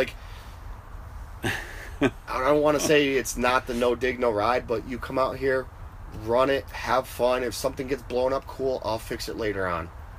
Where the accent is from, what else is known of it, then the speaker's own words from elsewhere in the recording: Northern Connecticut, United States; And then we have Northern Connecticut.